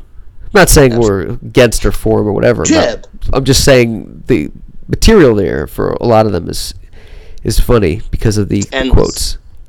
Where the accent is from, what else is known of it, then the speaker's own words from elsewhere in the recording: Wilkes-Barre, Pennsylvania, United States; I grew up in Wilkes-Barre.